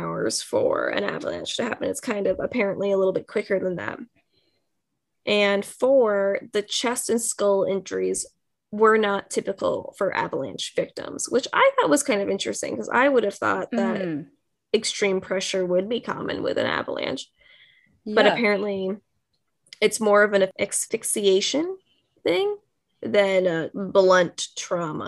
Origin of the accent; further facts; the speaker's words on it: United States; I'm just American